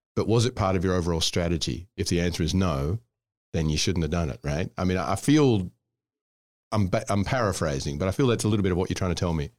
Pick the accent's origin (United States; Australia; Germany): Australia; moved away as an adult; also born or lived in Scotland / Indonesia; I'm from Scotland, but I grew up in Australia